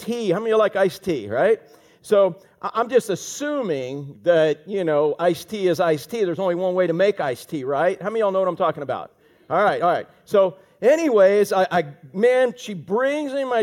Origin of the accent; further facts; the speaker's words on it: Orlando, Florida, United States; I grew up in Orlando